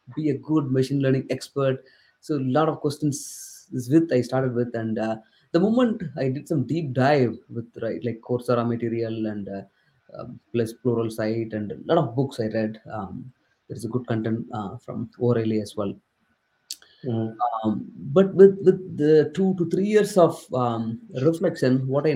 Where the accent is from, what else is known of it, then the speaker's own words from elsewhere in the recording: southern India, India; English is a second language; English is not my native language. I come from southern part of India, and entire my schooling was in Tamil